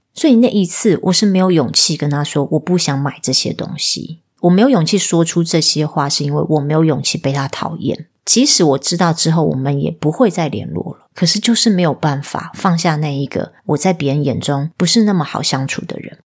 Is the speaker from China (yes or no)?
no; southern Taiwan, Taiwan; moved away; also born or lived in Taipei; 我是南部来的小孩